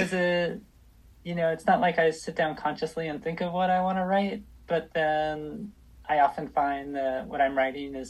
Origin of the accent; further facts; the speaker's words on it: Los Angeles, California, United States; now in Portland, United States; I grew up